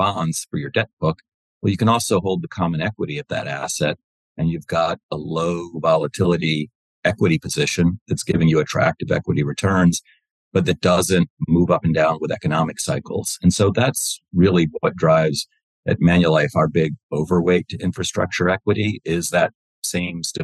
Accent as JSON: {"language": "English", "town": "Wilmington", "region": "Delaware", "country": "United States", "tie": "born or raised there", "said": "I grew up in Wilmington, Delaware"}